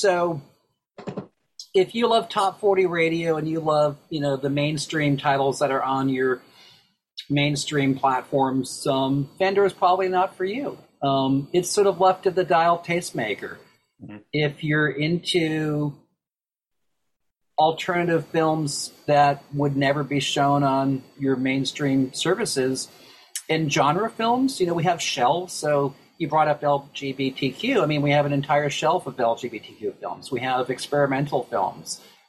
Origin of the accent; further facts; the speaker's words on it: Boston, Massachusetts, United States; you and I talking about growing up in Boston as kids